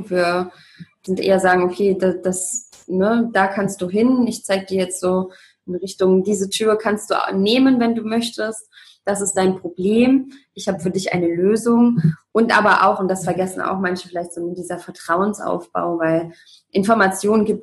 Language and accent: German; Leipzig, Saxony, Germany; ich bin im Osten groß geworden, in Leipzig. Und ähm, ja, und dann hat sie gesagt, ah, du sechselst aber ja gar nicht.